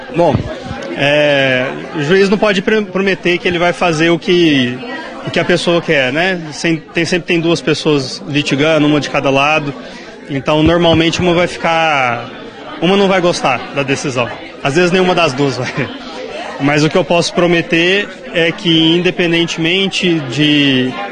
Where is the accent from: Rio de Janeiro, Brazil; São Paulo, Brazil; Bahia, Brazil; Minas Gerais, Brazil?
Minas Gerais, Brazil; Uberaba; moved away as an adult; now in Rio Paranaíba, Brazil; eu sou de Uberaba